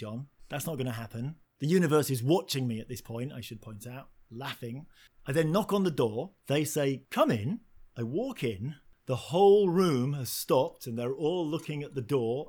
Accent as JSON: {"language": "English", "town": "Hull", "region": "Yorkshire and the Humber", "country": "United Kingdom", "tie": "born or raised there", "said": "I grew up in Yorkshire, which is a town called Hull, a working class town"}